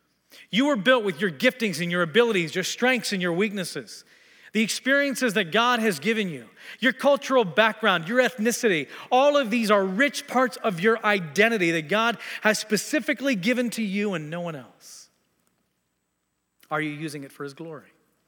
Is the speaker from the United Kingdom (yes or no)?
no; Tanzania; also born or lived in Texas, United States / Kenya; I was born in Texas, grew up in Tanzania and Kenya, East Africa, came back to the States to attend the U.S. Air Force Academy